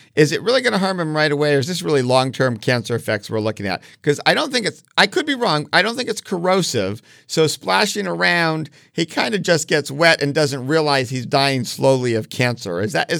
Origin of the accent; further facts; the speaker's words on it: East Coast, United States; now in Los Angeles, United States; I am from this area now, but I will like to point out when I first watched this film, I was still from the East Coast and did not understand the subtle nature of cars in LA.